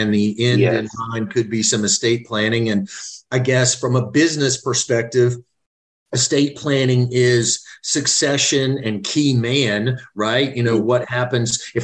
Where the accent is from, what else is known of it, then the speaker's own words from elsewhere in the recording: Central Florida, United States; I'm from Florida myself. I'm as many generations as you can go back, kind of Central